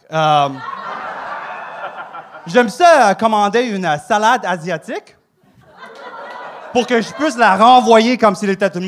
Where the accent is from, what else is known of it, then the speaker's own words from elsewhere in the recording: Saguenay, Quebec, Canada; Moi, je sais, je viens du Saguenay. Euh, euh, OK, quand j'étais jeune, mes parents avaient un resto.